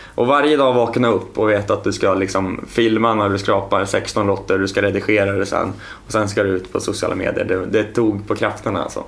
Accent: Östhammar, Uppsala County, Sweden; moved away as an adult; now in Stockholm, Sweden; jag är uppvuxen i Östhammar

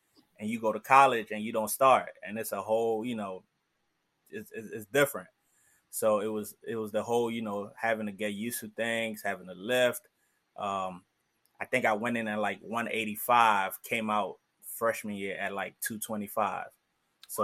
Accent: Wheaton, Maryland, United States; also born or lived in Silver Spring, Maryland; originally from Silver Spring, Maryland. Technically, I say Wheaton, Maryland

